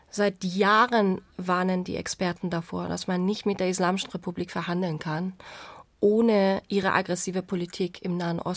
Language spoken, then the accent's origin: German; Iran; moved away as an adult; Richtig, Iran, bist genau.